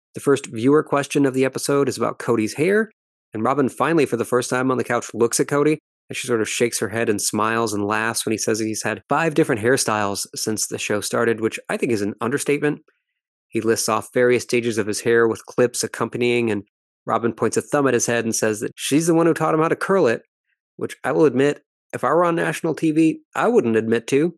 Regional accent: Ireland; as we Irish say

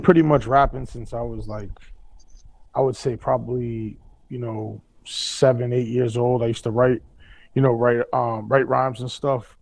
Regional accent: Boston, Massachusetts, United States; I grew up in South End

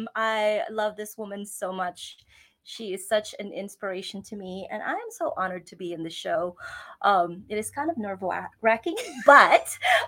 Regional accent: Naga, Bicol Region, Philippines; moved away as an adult; now in United States; I grew up in the Philippines. We lived in Naga City. I went to Colegio de Santa Isabel, which is now called USI, and graduated high school, went from kinder through high school.

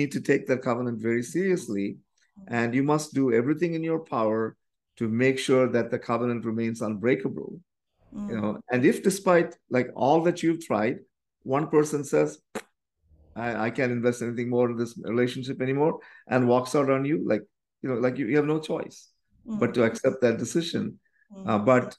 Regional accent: Canada; So we are … from Canada.

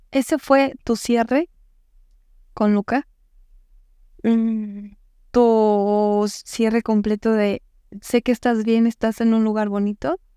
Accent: Yurécuaro, Michoacán, Mexico; Michoacán. Soy de Yurecuero, Michoacán.

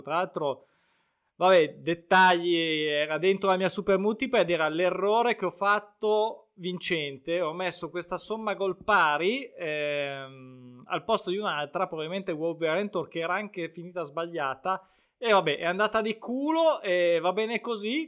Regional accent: Lake Como, Lombardy, Italy; oltre a essere il mio lago, quindi in un certo senso, anche se sono di Rimpettai, dell'altro ramo

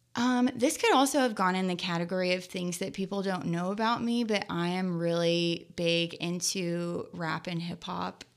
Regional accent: Skillman, New Jersey, United States; moved away; also born or lived in Lexington, Kentucky; I grew up in Skillman, New Jersey and Lexington, Kentucky, about half and half.

